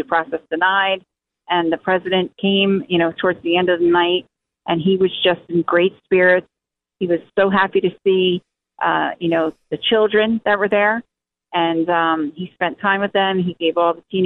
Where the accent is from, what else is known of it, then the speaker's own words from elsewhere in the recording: New Jersey, United States; I'm from New Jersey